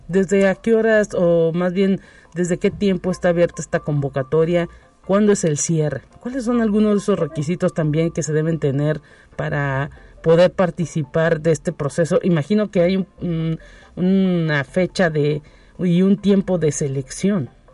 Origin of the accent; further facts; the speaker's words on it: Mexico; somos mexicanos